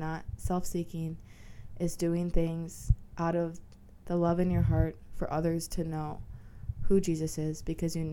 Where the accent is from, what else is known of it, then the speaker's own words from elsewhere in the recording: Minnesota, United States; I'm from Minnesota